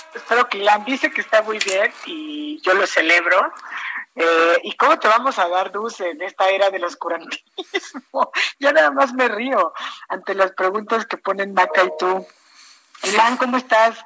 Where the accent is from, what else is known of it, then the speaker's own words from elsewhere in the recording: Mexico; como mexicanos